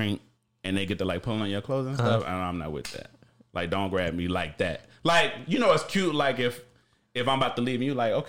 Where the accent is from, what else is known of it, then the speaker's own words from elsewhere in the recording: Houston, Texas, United States; now in Los Angeles, United States; in the South, I'm from Houston